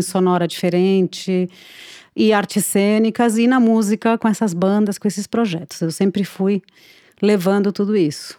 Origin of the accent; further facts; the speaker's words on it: Buenos Aires, Argentina; Portuguese is a second language; moved away as an adult; now in Brazil; eu nasci na Argentina, é, em Buenos Aires é, e me criei lá até os 20 anos